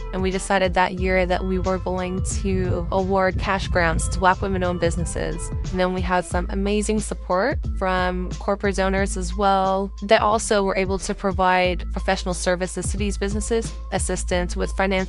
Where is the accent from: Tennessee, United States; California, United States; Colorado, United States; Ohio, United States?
California, United States; Monterey; I grew up in Central Coast of California in Monterey.